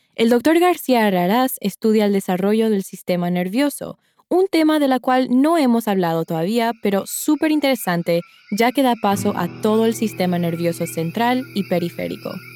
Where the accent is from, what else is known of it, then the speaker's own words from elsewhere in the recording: Paraguay; En mi país, Paraguay